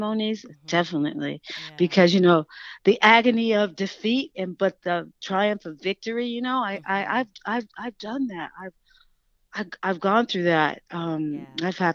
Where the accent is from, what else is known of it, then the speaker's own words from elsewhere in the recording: Oakland, California, United States; Growing up in Oakland, my mother, who was a single mom, and she worked mostly